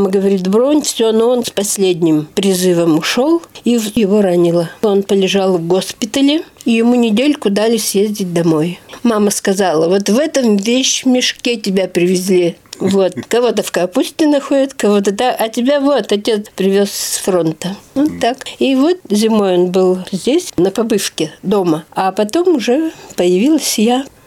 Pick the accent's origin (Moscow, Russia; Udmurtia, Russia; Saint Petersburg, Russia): Udmurtia, Russia; Nylga; born there; also born or lived in Izhevsk; да, я родилась в Ижевске. Считается но оказывается, я родилась в Нылге.